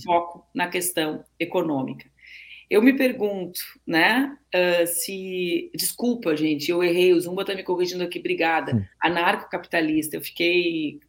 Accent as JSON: {"language": "Portuguese", "region": "Rio Grande do Sul", "country": "Brazil", "tie": "born or raised there", "said": "eu, nasci no Rio Grande do Sul"}